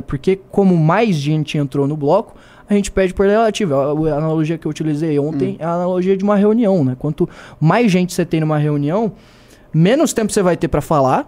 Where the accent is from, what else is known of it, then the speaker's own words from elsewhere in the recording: Joinville, Santa Catarina, Brazil; eu sou de Santa Catarina também, né? sou lá de Joinville